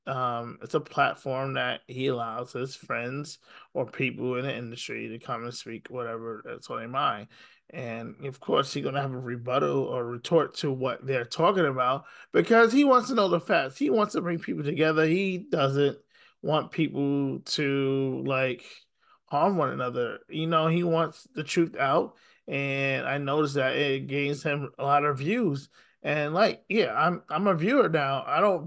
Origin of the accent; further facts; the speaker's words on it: Syracuse, New York, United States; I'm from Syracuse